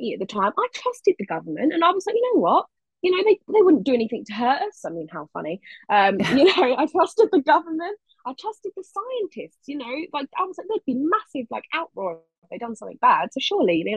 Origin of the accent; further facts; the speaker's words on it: London, United Kingdom; I'm from London